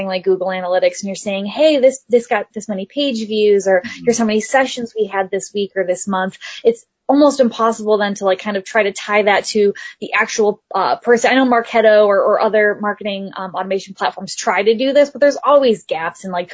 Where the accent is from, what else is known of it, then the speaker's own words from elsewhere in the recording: Midwest, United States; moved away as an adult; I'm from the Midwest